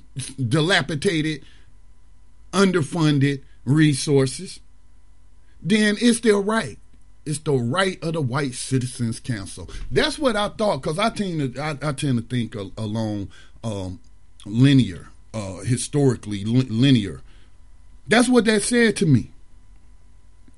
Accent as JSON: {"language": "English", "town": "Mount Holly", "country": "United States", "tie": "born or raised there", "also_born_or_lived": "Detroit, Michigan", "said": "Mount Holly High School, which was a junior high by the time I moved back down from Detroit and attended there."}